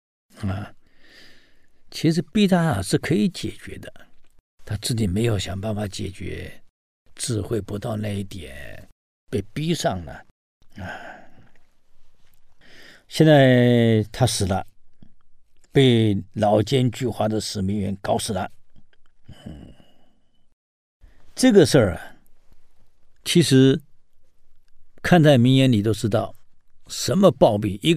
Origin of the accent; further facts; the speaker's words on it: Taiwan; 我们台湾人讲“代志的大条啊”